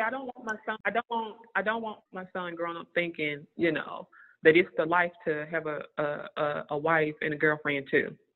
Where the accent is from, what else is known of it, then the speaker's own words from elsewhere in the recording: the South, United States; We're all from the same area. We're from the South